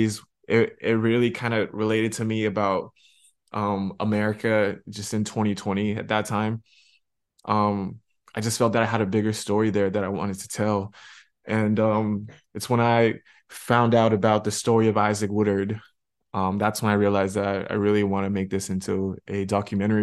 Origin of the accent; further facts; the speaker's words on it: China; moved away; also born or lived in Canada; I grew up in China